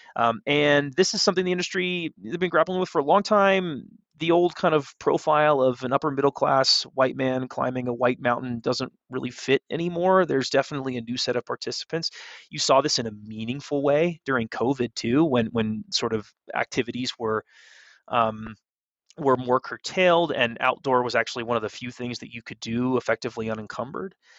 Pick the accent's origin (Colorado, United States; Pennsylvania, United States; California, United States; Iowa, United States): California, United States; moved away as an adult; now in Denver, United States; I'm from California. I spent a lot of time in Lake Tahoe, in that area growing up